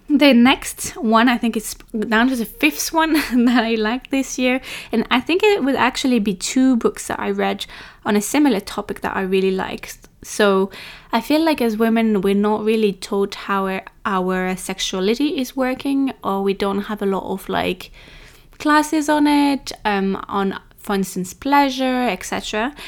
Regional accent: France; I'm French

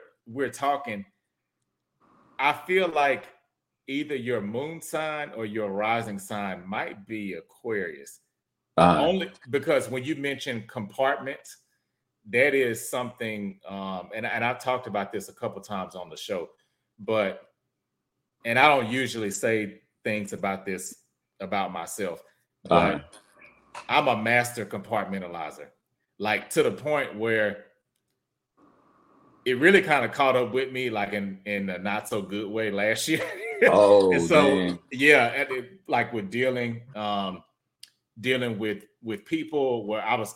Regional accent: Houston, Texas, United States; now in Dallas, United States; I'm originally from Houston, but I live in Dallas

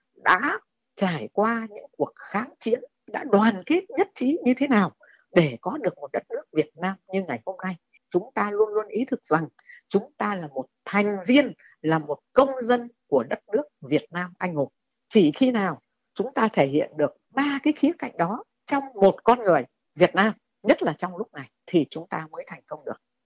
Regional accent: Vietnam; mình là công dân Việt Nam

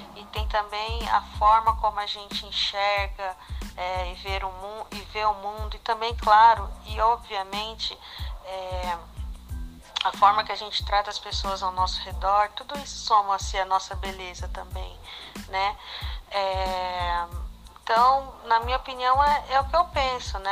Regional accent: São Paulo, Brazil; sou brasileira de São Paulo

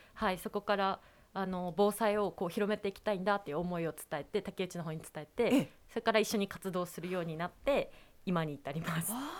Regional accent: Nikaho, Akita, Japan; 伊香保市のコノーラの前川地区出身です

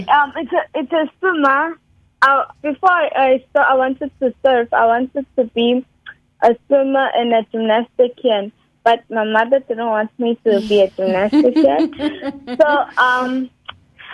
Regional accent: Cape Town, Western Cape, South Africa; I come from Claremont.

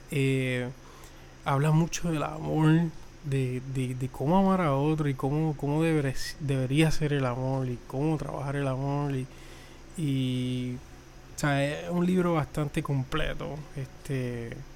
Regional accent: Puerto Rico; Soy de Puerto Rico, eh, la isla del encanto, la isla del cordero. Eh, apenas tengo 25 años.

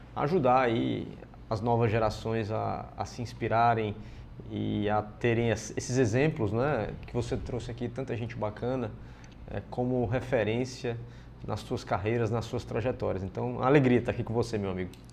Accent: Fortaleza, Ceará, Brazil; eu sou cearense, né? é, nasci em 79, em Fortaleza, é, e Sou o filho mais velho do Otto e da Guida, né, meus pais. Depois eu tive três irmãs mulheres, Patrícia, Paula e Luciana. É, morei a minha vida inteira nas Seis Bocas.

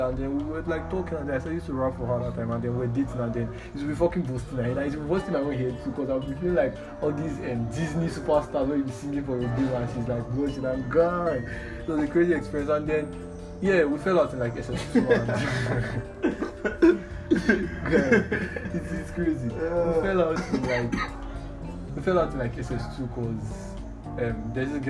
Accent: Warri, Delta, Nigeria; Warri, I'm from Warri

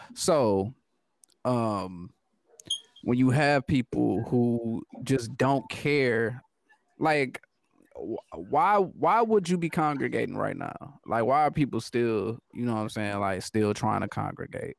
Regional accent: United States; I'm American

